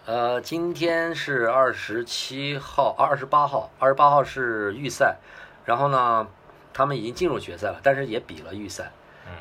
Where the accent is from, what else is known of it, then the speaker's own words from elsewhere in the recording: Lanzhou, Gansu, China; 我来自兰州